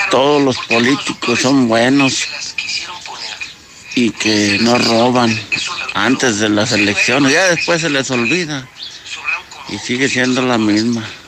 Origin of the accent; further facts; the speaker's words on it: Veracruz, Mexico; Yo soy de acá del estado de Veracruz, incluso fui al partido y ando acá a mi tierra